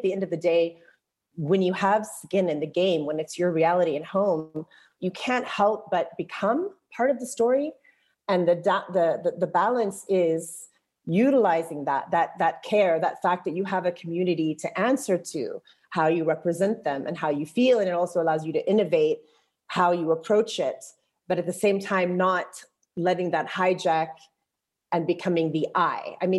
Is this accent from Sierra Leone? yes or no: no; Jordan; also born or lived in Texas, United States; And I also felt a bit restricted because I'm not Palestinian, I'm Jordanian, I'm Circassian, I'm Texan. I have Palestinian children. I was married living here